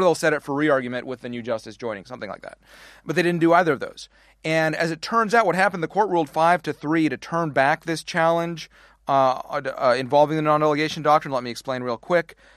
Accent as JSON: {"language": "English", "country": "Canada", "tie": "born or raised there", "moved": "as an adult", "lives_now": "United States", "said": "how we immigrated to the wrong side of the border"}